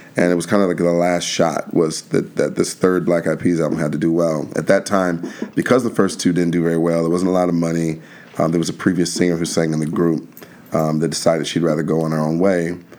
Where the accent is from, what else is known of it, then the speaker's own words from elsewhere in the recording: Alexandria, Virginia, United States; I'm originally from Washington D.C. area, a little town outside of D.C. called Alexandria, Virginia